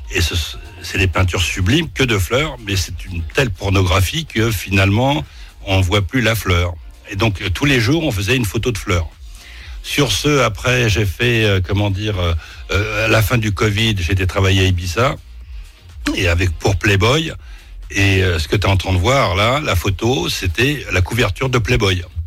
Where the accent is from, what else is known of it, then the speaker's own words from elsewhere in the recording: Clichy-sous-Bois, Île-de-France, France; also born or lived in Paris; En étant né dans le sixième et en étant, euh, comment dire, euh, vécu à Clichy-sous-Bois, Montfermeil, je suis parisien.